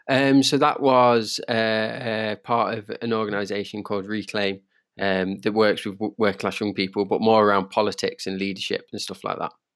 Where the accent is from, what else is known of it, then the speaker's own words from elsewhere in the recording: Derby, East Midlands, United Kingdom; I'm from Derby